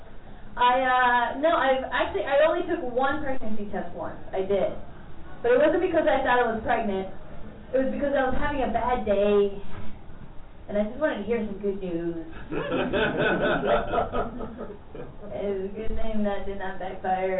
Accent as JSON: {"language": "English", "country": "Mexico", "tie": "born or raised there", "moved": "yes", "said": "I was raised in Mexico, and so I call myself Mexican"}